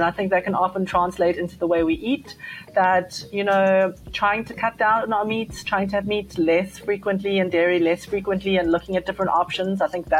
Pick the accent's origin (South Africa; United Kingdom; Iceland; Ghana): South Africa; particularly being South African and loving a braai